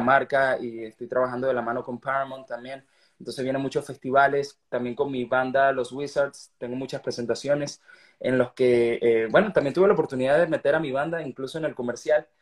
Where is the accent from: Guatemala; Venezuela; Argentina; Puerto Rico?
Venezuela; soy un artista venezolano, que estoy orgulloso de eso